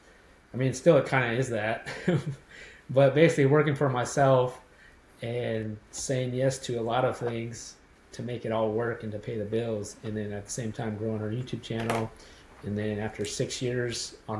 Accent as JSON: {"language": "English", "town": "Los Angeles", "region": "California", "country": "United States", "tie": "born or raised there", "moved": "yes", "said": "me and my wife were born and raised in Los Angeles area and lived there our whole lives"}